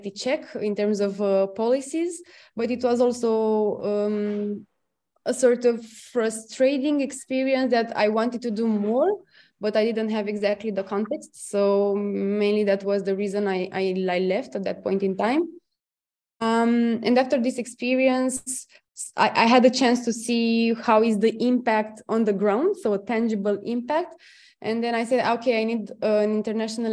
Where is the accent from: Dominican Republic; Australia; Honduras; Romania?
Romania; moved away as an adult; also born or lived in London; now in Brussels, Belgium; I come originally from Romania, but now I'm based in Brussels.